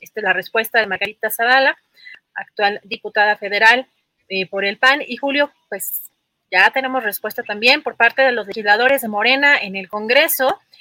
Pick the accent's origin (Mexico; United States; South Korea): Mexico; como mexicanos estamos acostumbrados